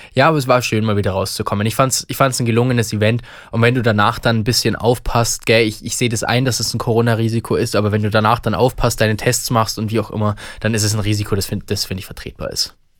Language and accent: German; Bavaria, Germany; bei uns in Bayern